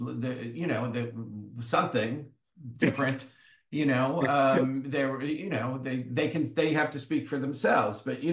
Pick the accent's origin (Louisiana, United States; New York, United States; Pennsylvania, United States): New York, United States; Great Neck; I'm from Great Neck